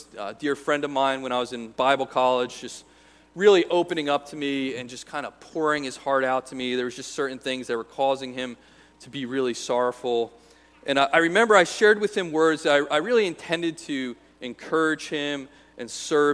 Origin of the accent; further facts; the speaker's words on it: United States; as American Christians